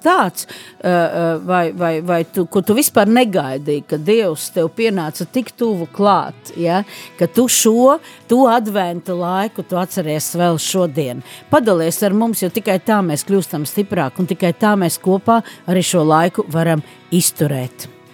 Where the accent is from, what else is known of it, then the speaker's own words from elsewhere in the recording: Liepāja, Latvia; also born or lived in Riga; es joprojām esmu no Liepājas, lai gan strādāju un šobrīd Eh, mēģinu kaut ko labu izdarīt Rīgā